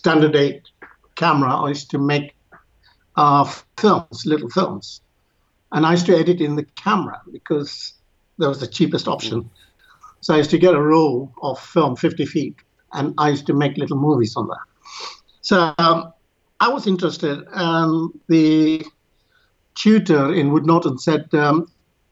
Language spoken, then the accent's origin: English; Yemen; moved away; also born or lived in India; My family comes from India, and I was born in Yemen.